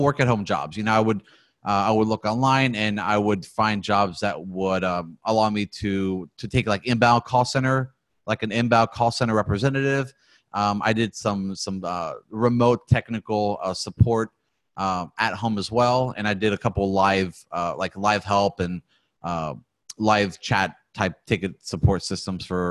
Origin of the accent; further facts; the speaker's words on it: Rochester, New York, United States; I was born in New York, in the U.S., and a small city named, it was called Rochester, which is way up kind of by the Great Lakes area up there near Buffalo